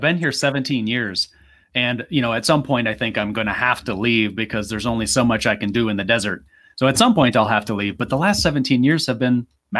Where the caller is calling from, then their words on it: Phoenix, Arizona, United States; Well, this is because where I live in Phoenix, Arizona, we don't change time zones.